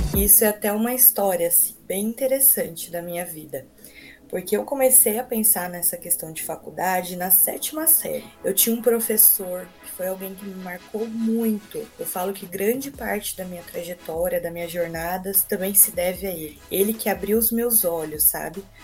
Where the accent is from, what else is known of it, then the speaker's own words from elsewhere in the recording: Americana, São Paulo, Brazil; moved away as an adult; also born or lived in Rondonópolis, Mato Grosso; Eu sou natural de Americana, São Paulo, viajei bastante para estudar.